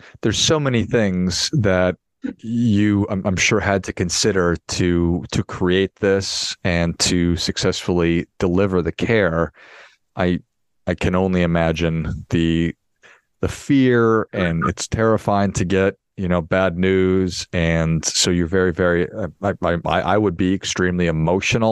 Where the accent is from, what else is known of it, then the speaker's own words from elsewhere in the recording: Duluth, Minnesota, United States; I grew up in Duluth, Minnesota